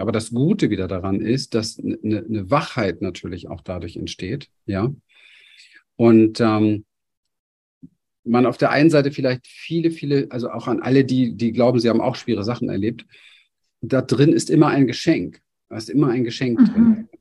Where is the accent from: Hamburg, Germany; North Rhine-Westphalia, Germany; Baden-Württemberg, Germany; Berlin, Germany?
Berlin, Germany; ich bin in Berlin an der Mauer aufgewachsen, in einem sehr armen Viertel.